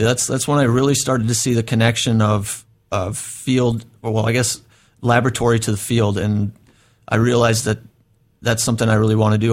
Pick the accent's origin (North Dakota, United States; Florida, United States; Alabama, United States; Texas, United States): North Dakota, United States; moved away as an adult; now in Oregon, United States; I grew up in North Dakota, uh, small town.